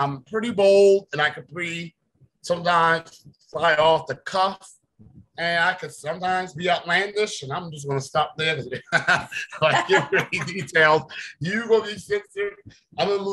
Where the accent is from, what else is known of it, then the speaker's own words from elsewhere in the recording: Ridgeland, South Carolina, United States; Ridgeland, South Carolina